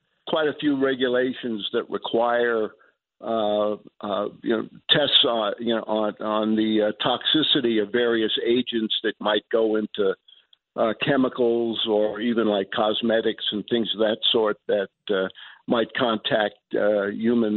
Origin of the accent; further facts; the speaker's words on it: New York City, New York, United States; moved away; also born or lived in New Mexico; I grew up in New York, Elmhurst, listening to night radio